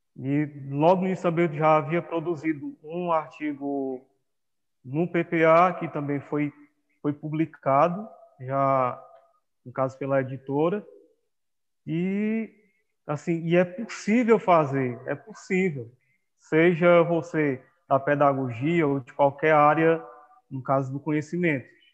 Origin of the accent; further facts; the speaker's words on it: Viçosa do Ceará, Ceará, Brazil; also born or lived in Amapá; nasci numa cidade tricenten-, é, tricentenária, chamada Viçosa do Ceará